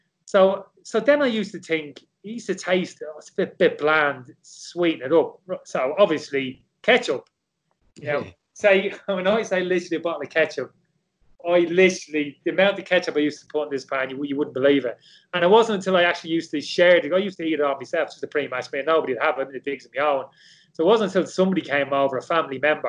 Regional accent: Dublin, Leinster, Ireland; I never saw pasta growing up in Dublin

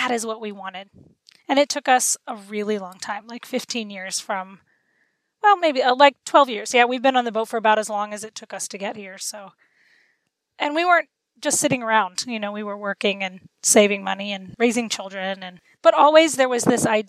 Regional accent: Florida, United States; my husband and I grew up in Florida

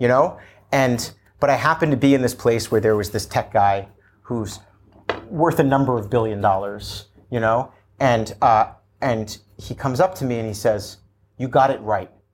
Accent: New Jersey, United States; I grew up in New Jersey

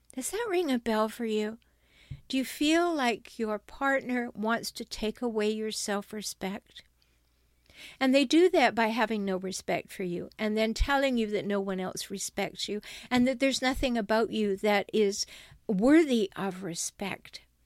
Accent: Canada; now in San Diego, United States; I'm a Canadian, but I li, I have dual citizenship. I live in San Diego, California.

